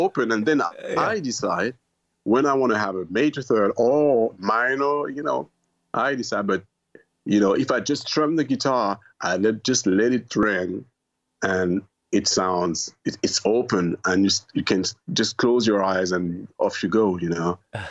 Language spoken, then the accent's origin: English; France; born there; I was born in France mainland, by the way. So I had to make, you know, a conscient effort, but not effort, but, you know, I had to do the work of going back to my roots.